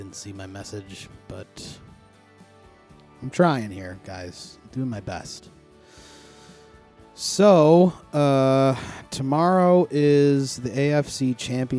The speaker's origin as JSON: {"language": "English", "town": "Buffalo", "region": "New York", "country": "United States", "tie": "born or raised there", "said": "this team that is from my hometown"}